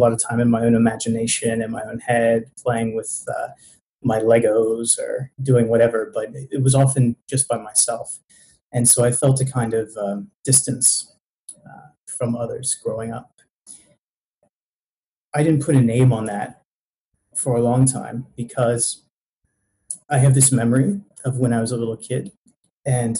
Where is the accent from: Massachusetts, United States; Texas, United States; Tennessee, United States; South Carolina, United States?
South Carolina, United States; Greenville; now in Toronto, Canada; I'm from Greenville, South Carolina, which is the buckle of the Bible Belt.